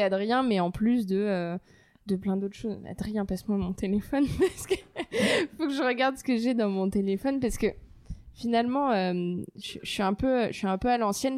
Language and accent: French; Paris, Île-de-France, France; je suis née à Paris j'ai grandi à Paris, donc 100% parisienne pure souche